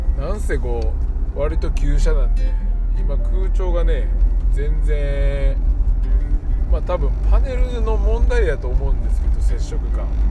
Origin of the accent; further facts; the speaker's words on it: Nara, Japan; now in Kizugawa, Japan; 僕はまあ出身奈良やから